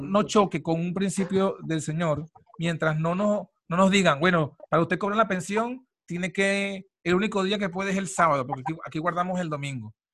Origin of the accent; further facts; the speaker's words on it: Venezuela; moved away; uno en Latinoamérica, en Venezuela, porque yo soy de Venezuela